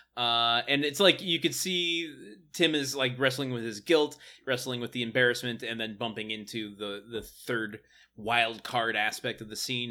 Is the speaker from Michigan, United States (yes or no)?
yes; Detroit area, Michigan, United States; born or raised there